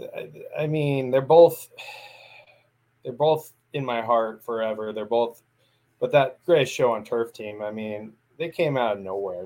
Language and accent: English; Central Coast of California, United States; I grew up on the Central Coast of California, so I grew up around more Niner fans than I did Rams fans